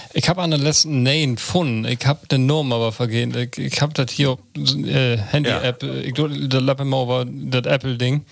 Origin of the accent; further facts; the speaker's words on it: Börger, Lower Saxony, Germany; moved away; in Borger, in meiner Heimat